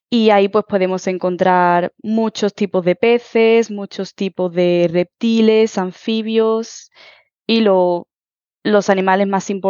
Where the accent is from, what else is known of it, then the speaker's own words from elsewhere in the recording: Huelva, Andalusia, Spain; now in Toulouse, France; vengo de Huelva y soy profesora de español para extranjeros en Francia que es donde resido actualmente.